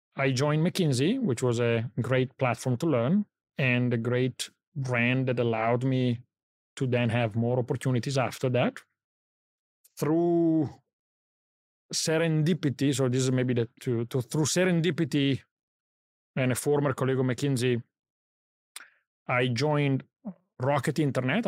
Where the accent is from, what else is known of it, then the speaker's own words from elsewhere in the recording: Italy; moved away; I grew up in Italy